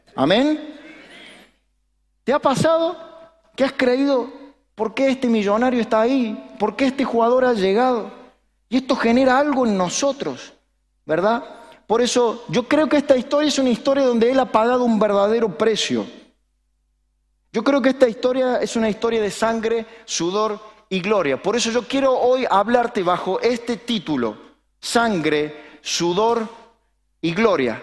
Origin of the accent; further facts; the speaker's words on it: Argentina; los argentinos somos los que tenemos un máster y un doctorado en opinar